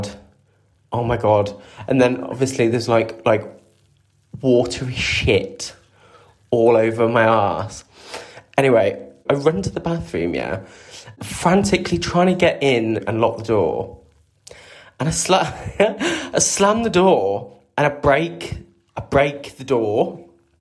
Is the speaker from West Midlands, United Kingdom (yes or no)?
yes; Coventry, West Midlands, United Kingdom; moved away; I was still living in Cov, my hometown